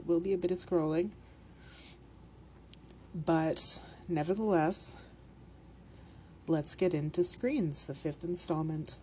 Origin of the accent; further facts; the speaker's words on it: Canada; the Minnesotan accent is basically what people think us Canadians sound like